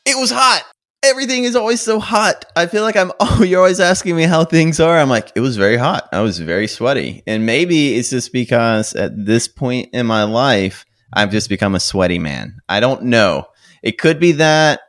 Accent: United States; being American and used to not drinking great beer

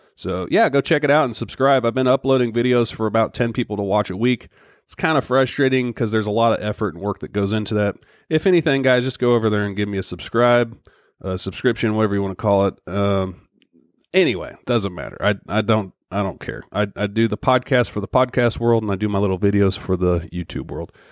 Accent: Missouri, United States; my home state of Missouri

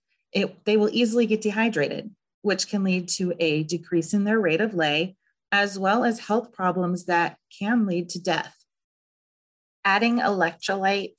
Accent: Southern California, United States; also born or lived in Northeast Ohio; now in Ohio, United States; I am originally from Southern California, where triple digits in the summertime were expected.

